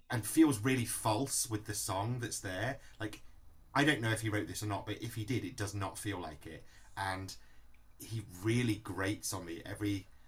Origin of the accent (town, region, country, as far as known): Manchester, North West England, United Kingdom; born or raised there